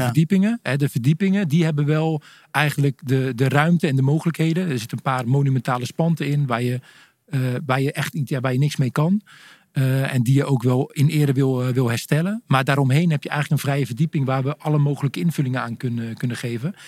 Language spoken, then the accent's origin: Dutch; Stolwijk, South Holland, Netherlands; ik kom uit de buurt van Gouda, een klein dorpje, Stolwijk